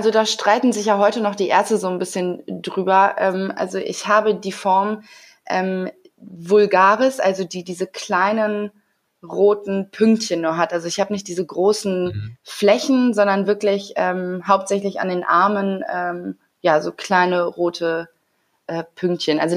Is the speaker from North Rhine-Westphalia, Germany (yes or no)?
yes; Bonn, North Rhine-Westphalia, Germany; moved away as an adult; now in Hamburg, Germany; Also ich bin ähm, seit gestern 33 und bin vor acht Jahren von äh, vom schönen Bonn nach Hamburg gezogen und habe äh, mein Schauspielstudium hier gemacht